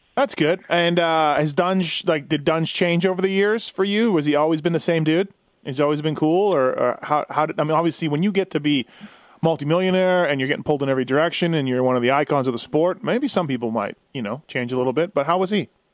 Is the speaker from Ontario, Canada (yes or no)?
no; Manitoba, Canada; I'm from Manitoba and raced in District 23 a lot when I was growing up